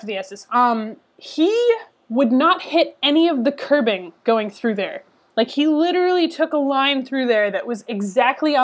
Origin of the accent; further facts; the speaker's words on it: Boston, Massachusetts, United States; I'm from Boston